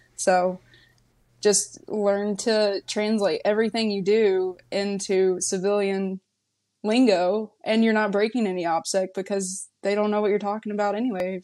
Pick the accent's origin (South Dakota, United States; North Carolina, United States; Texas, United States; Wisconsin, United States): North Carolina, United States; moved away as an adult; also born or lived in California; I'm from, I'm from North Carolina, from B F E, North Carolina. Like, my neighbors were tobacco fields.